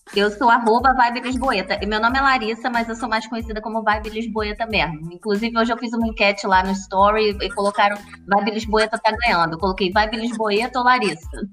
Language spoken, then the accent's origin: Portuguese; Brazil; also born or lived in United States; now in Portugal; A gente, como brasileiro